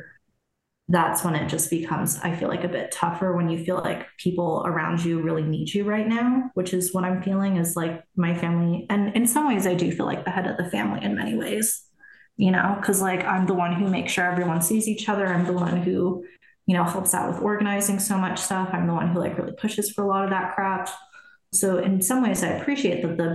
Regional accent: Germany; moved away; I was born in Germany

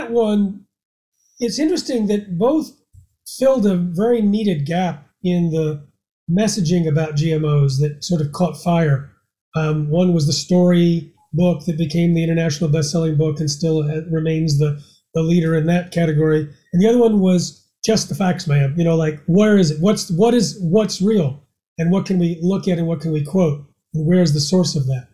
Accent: United States; as an American

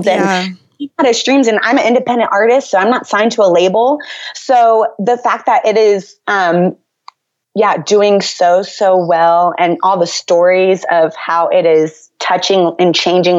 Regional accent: Northern Virginia, United States; I grew up in the Washington, D.C. area, so Northern Virginia primarily

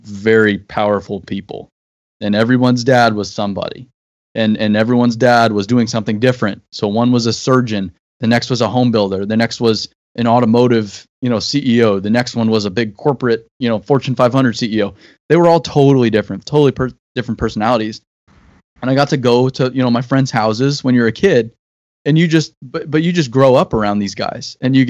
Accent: Paradise Valley, Arizona, United States; I grew up in Paradise Valley

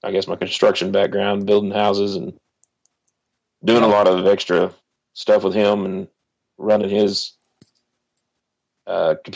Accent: Oklahoma, United States; I was born and raised in Oklahoma

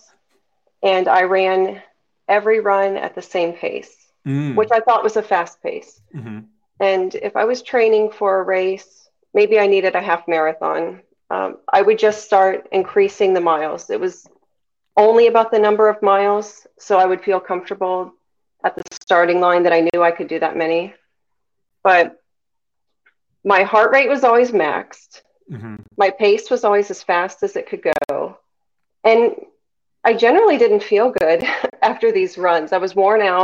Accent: Tampa, Florida, United States; my hometown race, the Gasparilla.

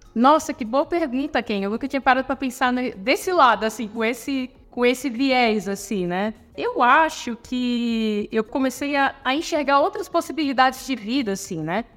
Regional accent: Palhoça, Santa Catarina, Brazil; Sou natural aqui de Santa Catarina. Minha família também é natural, uma cidade chamada Palhoça, na Grande Florianópolis

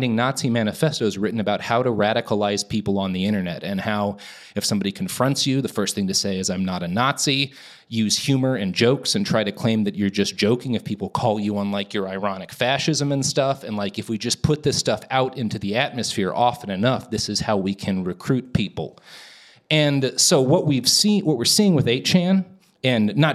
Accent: Texas, United States; I come from Texas

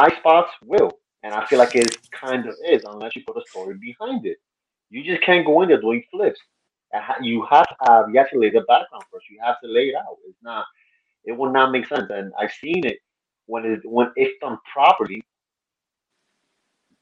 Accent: New York, United States; I'm from New York

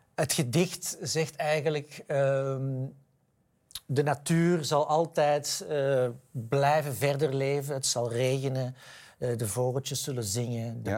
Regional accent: Edegem, Flanders, Belgium; moved away as an adult; now in Amsterdam, Netherlands; ik ben opgegroeid in de Victoriastraat in Edegem

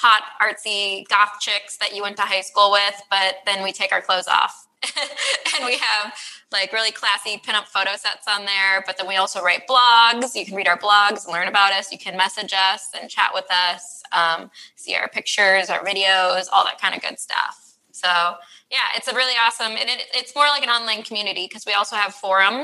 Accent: Midwest, United States; Midwest. Represent.

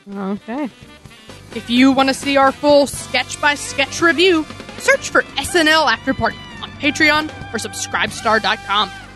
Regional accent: New York City, New York, United States; As New Yorkers

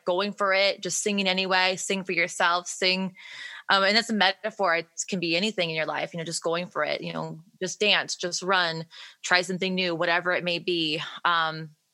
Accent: Detroit, Michigan, United States; moved away as an adult; now in Nashville, United States; I was born in Detroit and then my dad was an engineer for Ford and he actually, got relocated to Nashville when I was like really young

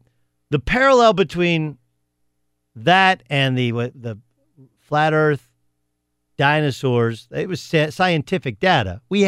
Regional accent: Southern California, United States; moved away; also born or lived in Indiana / Oklahoma; Whether it's growing up in Southern California, whether it's when I went to Notre Dame or how Notre Dame ended, or whether it's going to Oklahoma State.

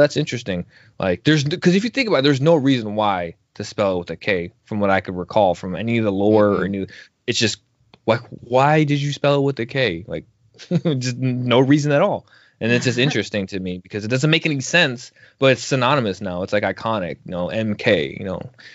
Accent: outside of Chicago, Illinois, United States; I grew up right outside outside of Chicago

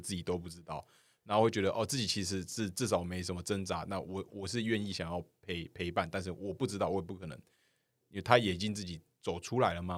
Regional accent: Kaohsiung, Taiwan; now in Taipei, Taiwan; 我现在人都在台，台北，我是高雄人

